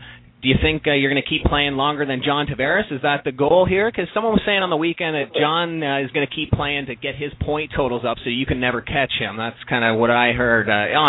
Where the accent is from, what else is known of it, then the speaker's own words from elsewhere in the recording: Peterborough, Ontario, Canada; So I grew up in Peterborough